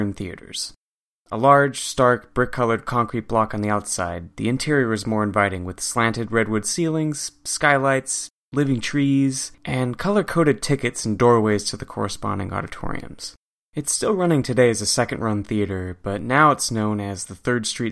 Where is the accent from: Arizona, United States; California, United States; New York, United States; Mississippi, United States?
California, United States; Santa Barbara; the local drive-in in my hometown of Santa Barbara had sat vacant through all of my childhood